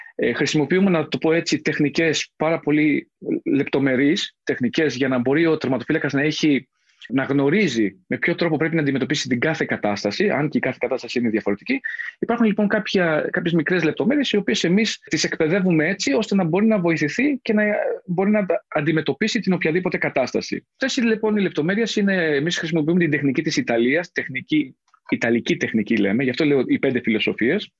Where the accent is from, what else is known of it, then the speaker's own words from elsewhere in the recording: Mani, Laconia, Peloponnese, Greece; moved away; also born or lived in Athens; κατάγομαι από τη Λακωνία, από τη Μάνη συγκεκριμένα